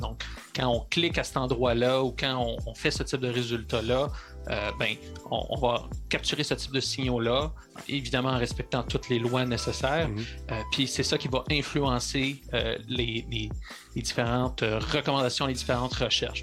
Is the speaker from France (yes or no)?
no; Sherbrooke, Quebec, Canada; Je suis natif de Sherbrooke